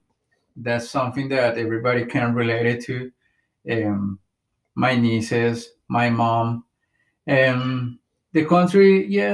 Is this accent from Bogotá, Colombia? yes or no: yes; Bogotá, Colombia; moved away as an adult; now in United States; I came to this country in 2015. I moved here from Bogota, Colombia.